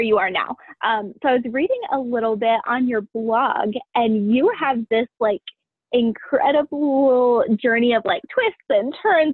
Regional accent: Ohio, United States; I grew up in Ohio in the middle of nowhere

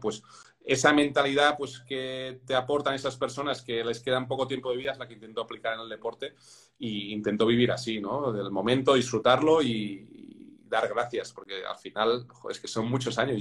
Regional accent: Spain; soy español

